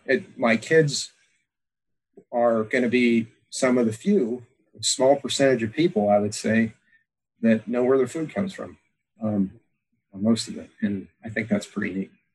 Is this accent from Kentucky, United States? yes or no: no; Pennsylvania, United States; now in Alaska, United States; growing up in Pennsylvania